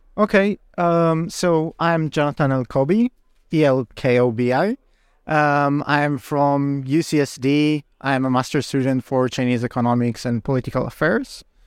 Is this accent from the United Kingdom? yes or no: no; Israel; moved away; I'm originally from Israel